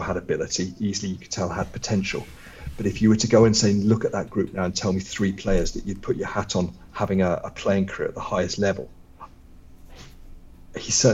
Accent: Luton, East of England, United Kingdom; moved away as an adult; now in Norway; Luton was my hometown club. It was the club I grew up as a supporter

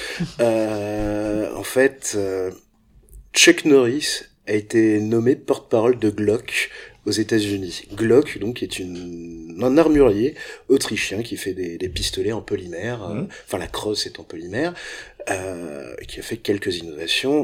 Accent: France; quand on est français

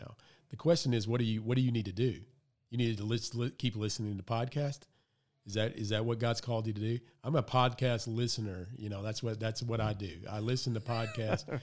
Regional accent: the South, United States; I grew up in the South

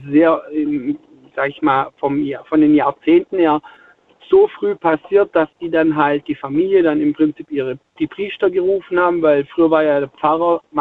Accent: Spaichingen, Baden-Württemberg, Germany; Äh, Speichingen, das ist bei

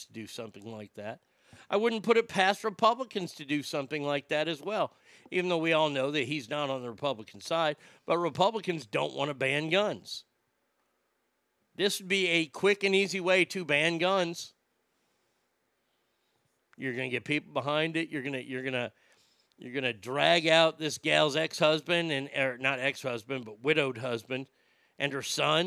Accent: Dallas, Texas, United States; I grew up in Dallas.

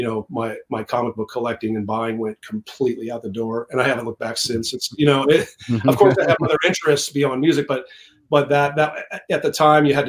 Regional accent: Iowa, United States; I grew up in the Midwest in Iowa

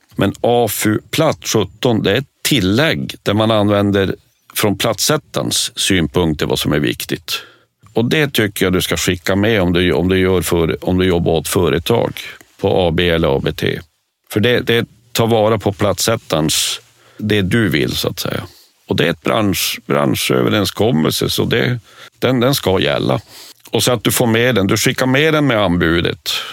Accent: Norrbotten County, Sweden; jag är norrbottning

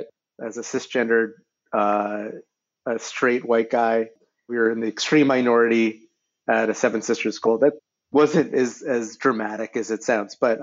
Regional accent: Brookline, Massachusetts, United States; now in Washington, D.C., United States; I grew up in a, I would say, pretty progressive, affluent Jewish household in Brookline, Massachusetts.

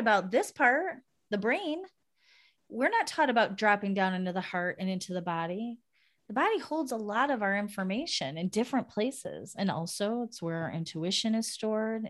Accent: United States; moved away as an adult; now in Netherlands; living in a foreign country, as an American

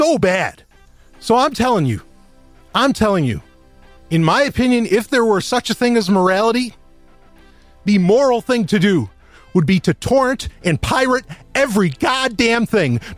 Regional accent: New York, United States; I'm from New York.

